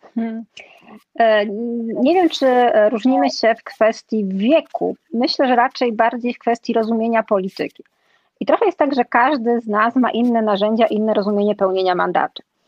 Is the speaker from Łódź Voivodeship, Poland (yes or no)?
no; Silesian Voivodeship, Poland; wychowałam się na Śląsku, żyję tutaj